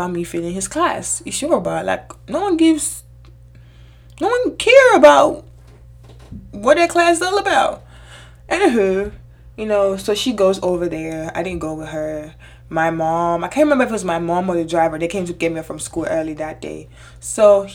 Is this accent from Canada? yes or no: no; Nigeria; moved away; I grew up in Nigeria for the most part of my childhood age.